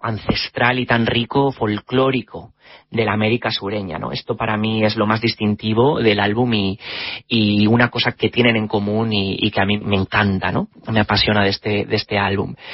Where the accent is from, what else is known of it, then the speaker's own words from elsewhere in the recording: Spain; now in London, United Kingdom; mi país de origen, que es España.